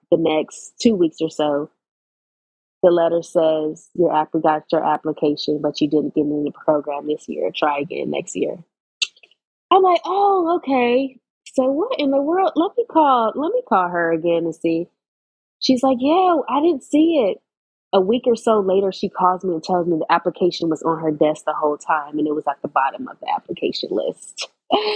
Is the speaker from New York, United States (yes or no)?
no; Los Angeles, California, United States; I grew up in Los Angeles, California, about 2 miles from USC.